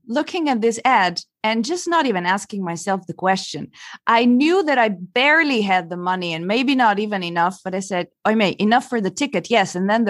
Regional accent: Italy; also born or lived in Belgium; I'm originally from Italy, by the way.

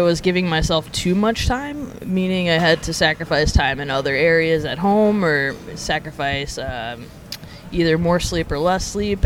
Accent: Montgomery, Alabama, United States; moved away as an adult; now in New York, United States; being born and raised in Alabama

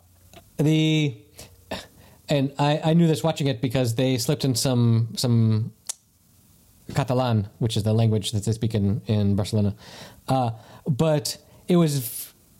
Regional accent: the South, United States; growing up in the South

